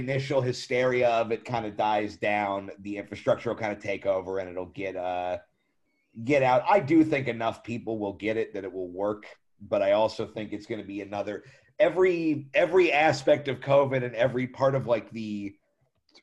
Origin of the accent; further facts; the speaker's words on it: United States; I'm American